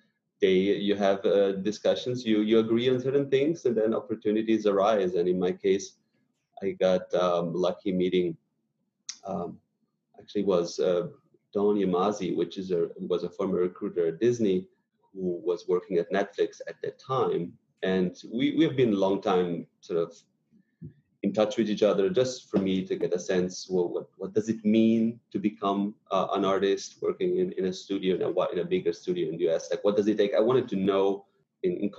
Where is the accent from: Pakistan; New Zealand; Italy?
Italy; northern Italy; now in United States; I come from very, very, very north Italy